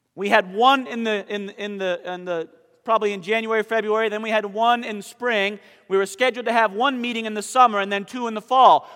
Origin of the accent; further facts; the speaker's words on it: Southern Maine, United States; now in Conover, United States; I'm from Southern Maine